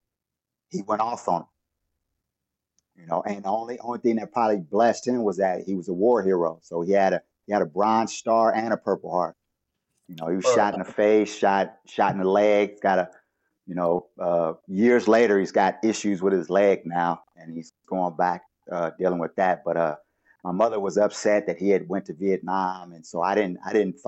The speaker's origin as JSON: {"language": "English", "town": "Los Angeles", "region": "California", "country": "United States", "tie": "born or raised there", "said": "I grew up in Los Angeles, but I grew up by the beach and in the hood"}